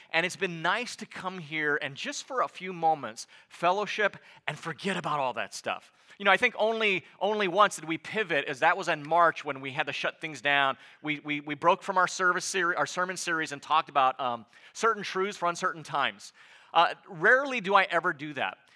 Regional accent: United States; as an American

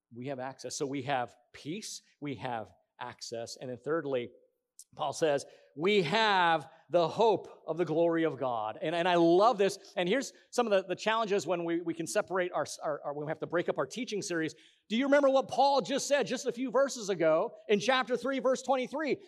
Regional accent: Hawaiian Islands, United States; in the Hawaiian Islands

